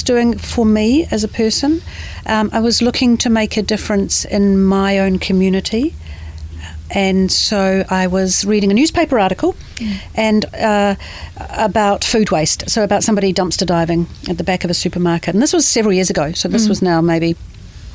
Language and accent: English; Manawatū-Whanganui, New Zealand; also born or lived in Dunedin; I had a typical Kiwi childhood. I grew up in the Manawatū